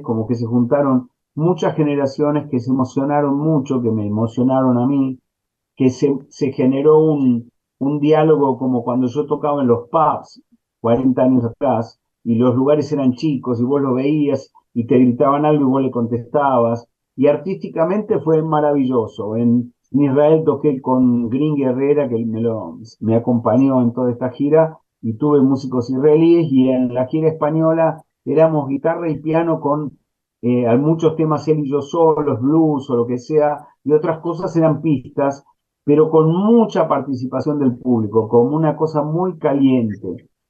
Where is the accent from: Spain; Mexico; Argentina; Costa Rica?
Argentina; also born or lived in New York / Los Angeles; como ciudadano argentino